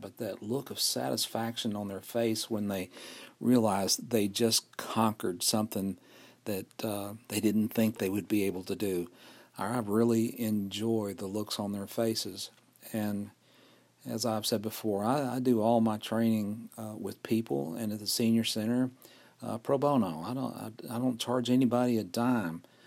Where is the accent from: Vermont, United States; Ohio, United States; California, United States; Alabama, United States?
Alabama, United States; Fort Payne; recording here in Fort Payne, Alabama, my hometown